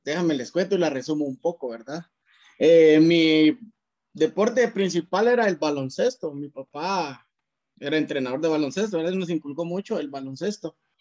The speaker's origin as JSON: {"language": "Spanish", "town": "Cuilapa", "region": "Santa Rosa", "country": "Guatemala", "said": "de Cuilapa, de donde yo soy, de Cuilapa Santa Rosa"}